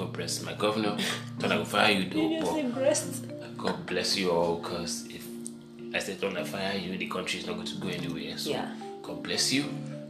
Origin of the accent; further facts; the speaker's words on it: Lagos, Nigeria; I was born in Lagos.